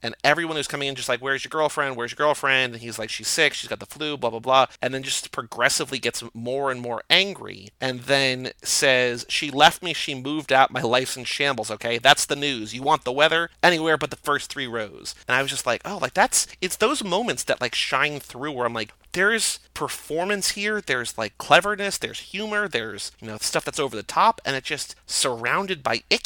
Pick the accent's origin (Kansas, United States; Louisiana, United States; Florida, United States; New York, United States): New York, United States; we live in New York. We're from New York